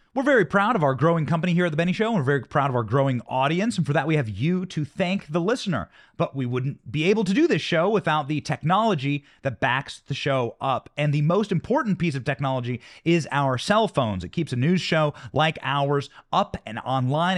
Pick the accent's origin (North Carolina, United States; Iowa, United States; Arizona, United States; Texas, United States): Iowa, United States; That's my home state.